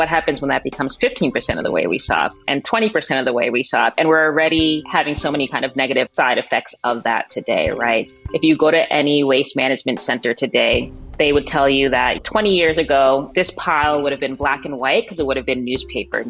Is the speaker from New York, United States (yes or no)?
yes; New York City, New York, United States; I was born and raised in Queens